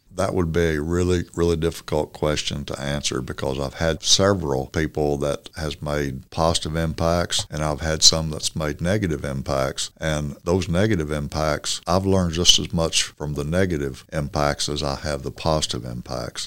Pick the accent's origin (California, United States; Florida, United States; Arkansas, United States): Arkansas, United States; Norfork; also born or lived in Mountain Home, Arkansas; I graduated from Norfolk.